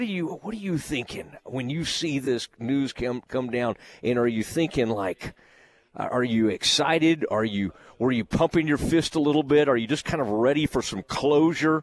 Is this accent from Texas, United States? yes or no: yes; Kaufman County, Texas, United States; I grew up in Kaufman County